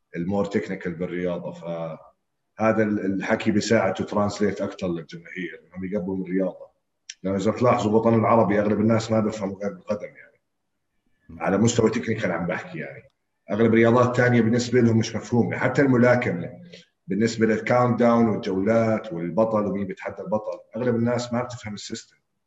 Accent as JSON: {"language": "Arabic", "town": "Naour", "region": "Amman Governorate", "country": "Jordan", "tie": "born or raised there", "said": "انا ربيت في ناعور"}